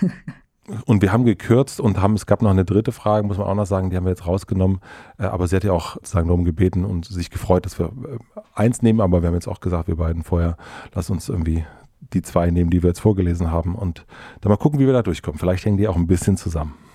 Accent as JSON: {"language": "German", "region": "Brandenburg", "country": "Germany", "tie": "born or raised there", "moved": "yes", "lives_now": "Berlin, Germany", "said": "Brandenburg ist mein Heimatbundesland"}